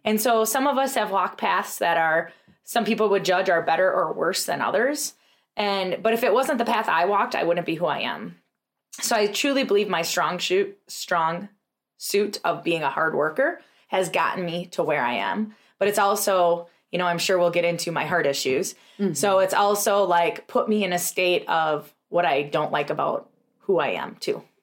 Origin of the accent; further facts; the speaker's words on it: Tomahawk, Wisconsin, United States; we had an amazing practice in Tomahawk, which was our first location, is my hometown.